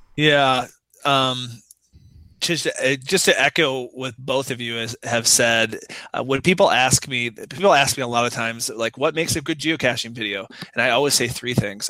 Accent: United States

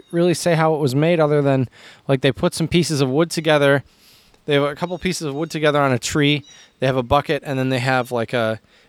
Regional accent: Michigan, United States; I grew up in Michigan, Jared.

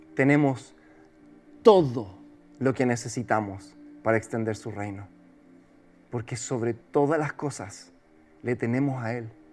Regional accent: Chile; como el chileno la veo

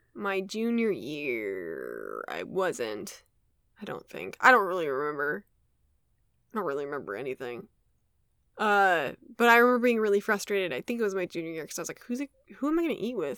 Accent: Wisconsin, United States; we grew up in Wisconsin

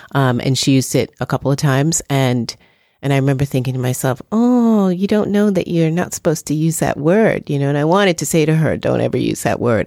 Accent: New York, United States; in the eighties and the nineties growing up in New York

